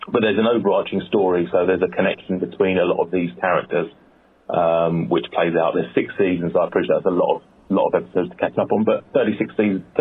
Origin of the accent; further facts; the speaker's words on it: United Kingdom; sorry if I'm too British in this